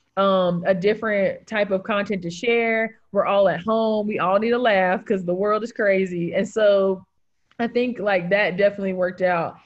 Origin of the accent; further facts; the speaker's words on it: Greensboro, North Carolina, United States; also born or lived in Charlotte / Winston-Salem / Raleigh; I was born in Greensboro. I went to college in Charlotte, went to law school in Winston, like have lived in North Raleigh, live in like RTP area